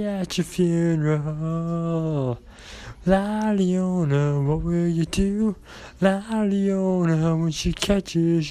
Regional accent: Ireland; I am Irish

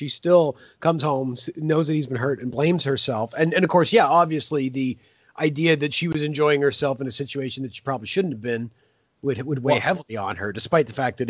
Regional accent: Canada; And that we as Canadians also have a bit of in us as well.

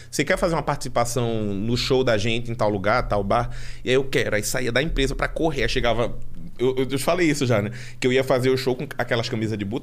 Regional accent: Recife, Pernambuco, Brazil; now in São Paulo, Brazil; eu hoje estou aqui em São Paulo. Eu, eu cresci em Recife.

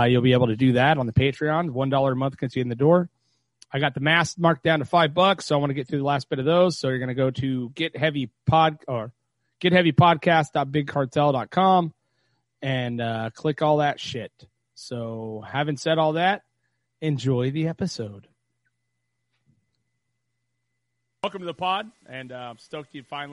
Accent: Ventura, California, United States; also born or lived in Trona, California / Rosamond, California; when I was a kid, I lived in Roseman until I was about 10. And then we moved to Ventura. So I'm from Ventura

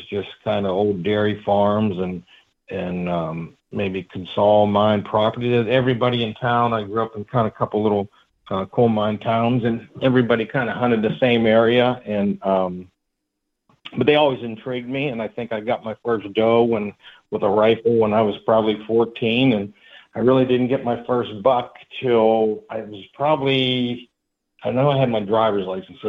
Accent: Pennsylvania, United States; But yeah, I'm from Pennsylvania, kind of southwest PA. That's where I grew up, and I still live in the area. I'm 42 years old.

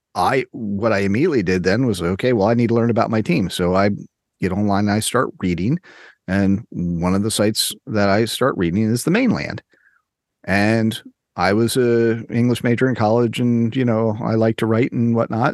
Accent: Maryland, United States; now in Tallahassee, United States; I grew up in Maryland

